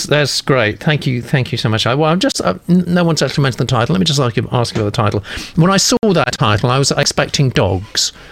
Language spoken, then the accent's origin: English; Texas, United States; I was born in Dallas, grew up on the Red River